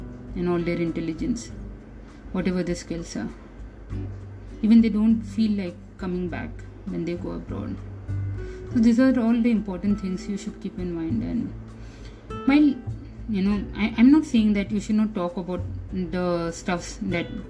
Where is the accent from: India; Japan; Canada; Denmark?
India; We as an Indian, we belong to our homeland, our mother country